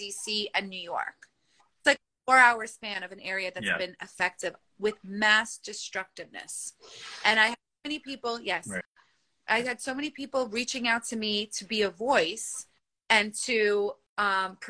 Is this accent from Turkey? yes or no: yes; Turkey; I'm from Turkey, I have cousins that are on ground zero